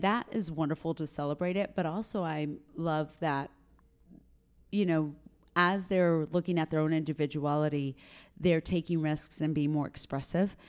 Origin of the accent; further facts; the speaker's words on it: Granbury, Texas, United States; also born or lived in Dallas / Chihuahua, Mexico (ancestry); now in San Antonio, United States; I was born in West Texas, and then we moved to Granbury, Texas, which is a small B and B community outside of Fort Worth.